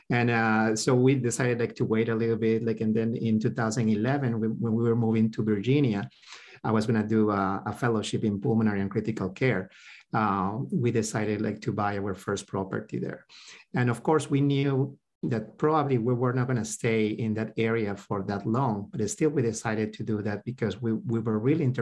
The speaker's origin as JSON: {"language": "English", "country": "Peru", "tie": "born or raised there", "moved": "as an adult", "lives_now": "Texas, United States", "said": "we came here to the U.S. about like 14 years ago. Uh, so we spent most our lives in, in Peru. We did um, uh, school, high school, and uh, college and medical school in Peru."}